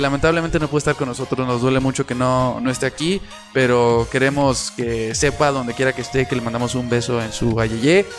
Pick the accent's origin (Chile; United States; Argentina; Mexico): Mexico; somos un país garnachero hecho y derecho